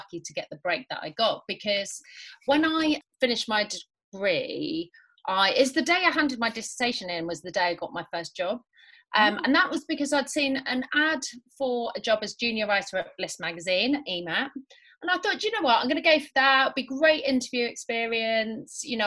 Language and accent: English; London, United Kingdom; accent: Londoner; also born or lived in Nottingham; I was born in Nottingham, where I lived till I was about nine. And then I moved to North London, where I spent probably the more formative years. I sound more like a Londoner than I do a Midlander